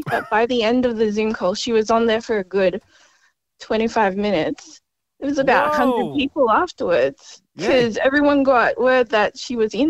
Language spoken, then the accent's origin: English; Melbourne, Victoria, Australia; because I'm from Melbourne.